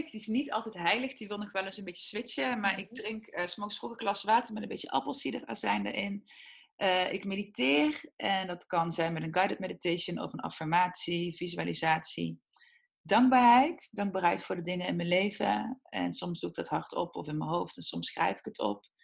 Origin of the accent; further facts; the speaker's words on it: Heythuysen, Limburg, Netherlands; Heidhuizen, Midden-Limburg.